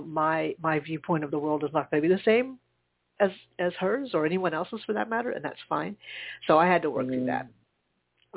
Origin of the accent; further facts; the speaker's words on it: Charleston, United States; moved away; my hometown because it's not like I don't live there. Anymore. I don't, but my parents